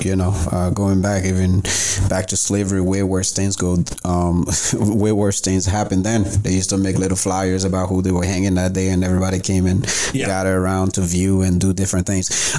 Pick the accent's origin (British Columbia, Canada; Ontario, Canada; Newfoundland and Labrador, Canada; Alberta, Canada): Newfoundland and Labrador, Canada; I grew up in Newfoundland